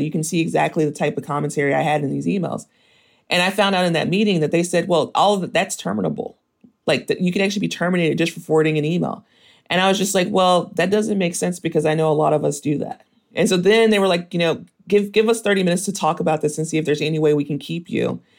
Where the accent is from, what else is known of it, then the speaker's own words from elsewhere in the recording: Mississippi, United States; moved away; also born or lived in Memphis, Tennessee; I was born in Mississippi, and then I kinda spent most of my childhood going between Mississippi and Tennessee